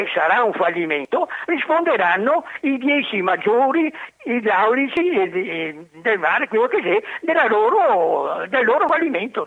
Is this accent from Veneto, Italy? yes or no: yes; Venice, Veneto, Italy; da veneziano, nato il 5 luglio 1943, ho visto 300 acque alte di tutte le misure